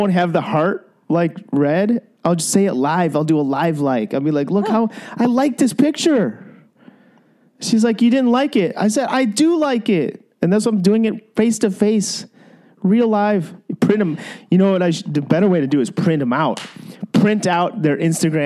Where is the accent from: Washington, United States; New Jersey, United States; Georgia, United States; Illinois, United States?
Illinois, United States; I'm from Illinois